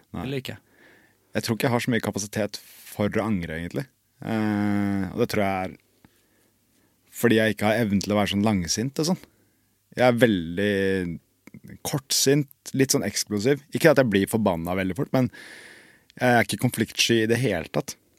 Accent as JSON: {"language": "Norwegian", "town": "Bærum", "region": "Akershus", "country": "Norway", "said": "jeg kommer fra Bærum"}